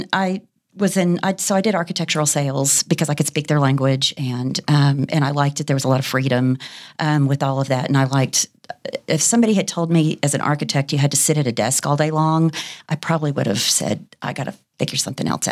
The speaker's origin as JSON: {"language": "English", "town": "Fort Worth", "region": "Texas", "country": "United States", "tie": "born or raised there", "said": "I was born and raised here in Fort Worth, Texas"}